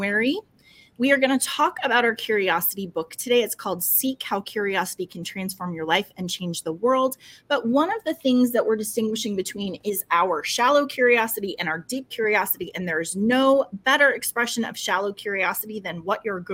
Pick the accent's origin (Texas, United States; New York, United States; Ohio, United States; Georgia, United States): New York, United States; New York City; they are 15 miles from where I grew up in New York City